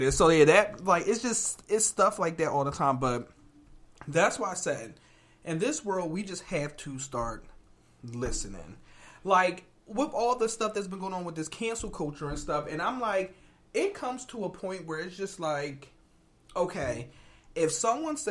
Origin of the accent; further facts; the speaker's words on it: Philadelphia, Pennsylvania, United States; moved away as an adult; also born or lived in New London, Connecticut; we're from Philadelphia.